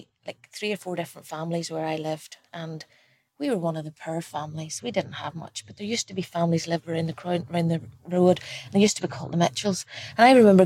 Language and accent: English; Ballybeen, Northern Ireland, United Kingdom; now in Macclesfield, United Kingdom; I'm originally from Collibacky